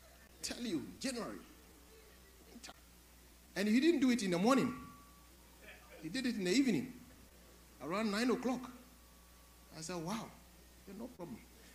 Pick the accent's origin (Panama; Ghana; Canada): Ghana; Kumasi, Ashanti; because I'm from Kumasi, I want to speak to you sometimes.